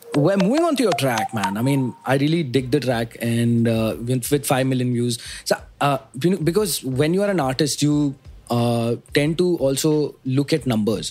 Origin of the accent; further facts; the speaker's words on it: Mumbai, Maharashtra, India; I'm from Bombay. Born and brought up in uh, this uh, small uh, place called Matunga